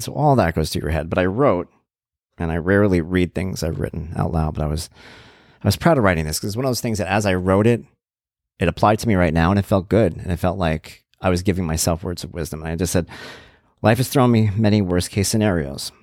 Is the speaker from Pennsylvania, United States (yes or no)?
no; Long Island, New York, United States; I'm from Long Island